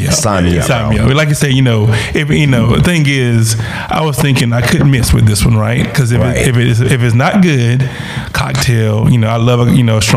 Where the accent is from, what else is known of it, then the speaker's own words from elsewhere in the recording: South Carolina, United States; growing up in South Carolina, right? South Carolina.